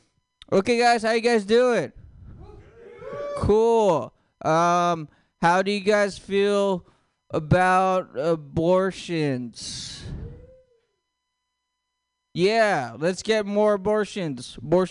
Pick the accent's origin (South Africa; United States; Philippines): Philippines; I know you guys think, since I have long hair and a jean jacket, that I'm Native American. I'm not. I'm Filipino.